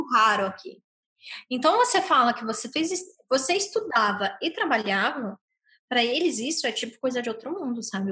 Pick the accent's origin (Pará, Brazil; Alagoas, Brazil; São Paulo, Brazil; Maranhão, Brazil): São Paulo, Brazil; moved away as an adult; also born or lived in Dublin, Ireland; now in Ireland; eu sou de São Paulo